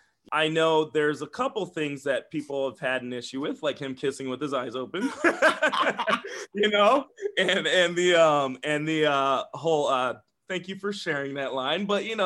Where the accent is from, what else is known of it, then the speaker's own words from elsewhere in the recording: Davenport, Iowa, United States; also born or lived in Glendale, United States; Yes, I live in the Quad Cities. I was born in Glendale, California, but I was raised here in Davenport.